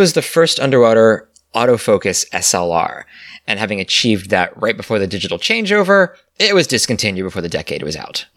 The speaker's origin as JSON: {"language": "English", "region": "Pennsylvania", "country": "United States", "tie": "born or raised there", "said": "the churches I grew up with in Pennsylvania"}